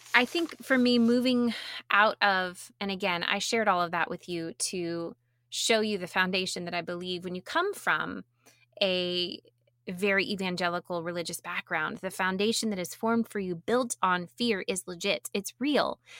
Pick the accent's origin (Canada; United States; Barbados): United States; the South; I grew up in the South